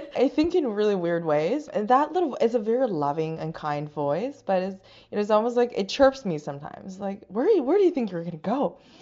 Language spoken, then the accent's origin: English; China; English is a second language; now in Canada; I was born and raised in China